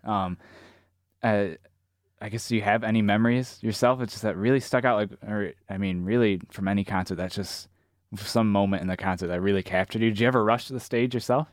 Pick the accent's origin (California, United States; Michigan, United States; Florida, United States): Michigan, United States; Zeeland; I grew up in Zealand